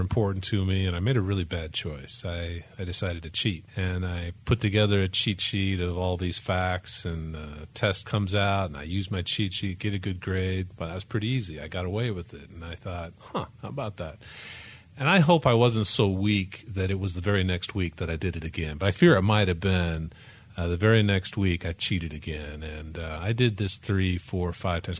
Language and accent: English; Memphis, Tennessee, United States; I grew up in Tennessee, in Memphis